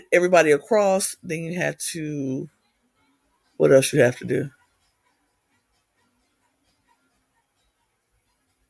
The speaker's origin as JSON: {"language": "English", "country": "United States", "said": "In America, I'm American"}